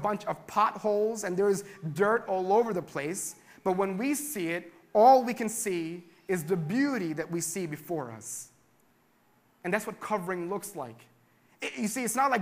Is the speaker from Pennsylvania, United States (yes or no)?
yes; Philadelphia, Pennsylvania, United States; we're from Philadelphia